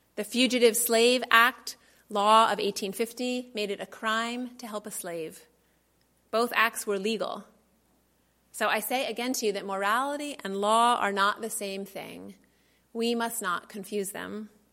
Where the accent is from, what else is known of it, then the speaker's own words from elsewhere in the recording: Boston, Massachusetts, United States; I was born in Boston